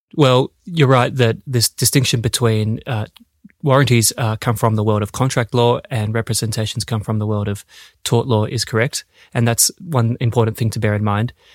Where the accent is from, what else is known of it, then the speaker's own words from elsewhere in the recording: Australia; moved away as an adult; also born or lived in Melbourne, Australia; now in Denmark; an Australian lawyer, where I started my career at Ashurst in Melbourne and I've been in Denmark now for six years